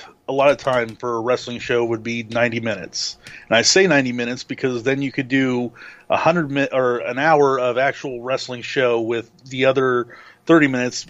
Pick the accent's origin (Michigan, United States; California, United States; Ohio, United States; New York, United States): Ohio, United States; we are from Ohio